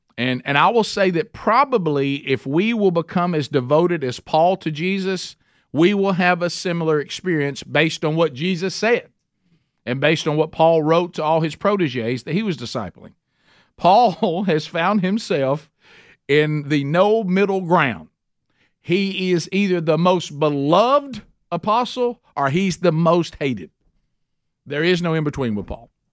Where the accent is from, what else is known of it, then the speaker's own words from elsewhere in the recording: Oxford, Alabama, United States; in Oxford, Alabama. That's my hometown